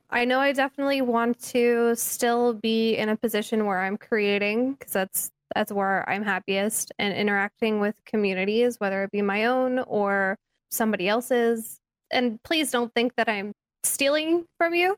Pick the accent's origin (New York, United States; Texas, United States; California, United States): California, United States; growing up in California